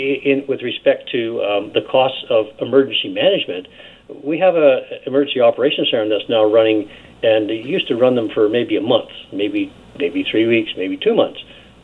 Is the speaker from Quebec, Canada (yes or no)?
no; British Columbia, Canada; We're all British Columbians. As local elected officials, we do our best to represent all British Columbians in a fair and equitable manner.